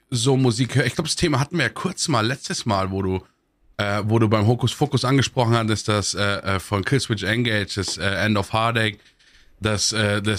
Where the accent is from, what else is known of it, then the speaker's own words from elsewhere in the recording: Munich, Bavaria, Germany; Ich komme aus Obermenzing, ne?